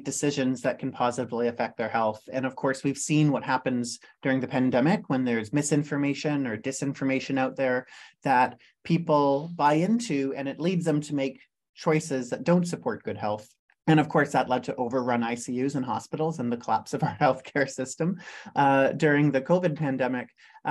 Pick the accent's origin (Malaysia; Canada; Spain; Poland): Canada; also born or lived in Silicon Valley, California; as a Canadian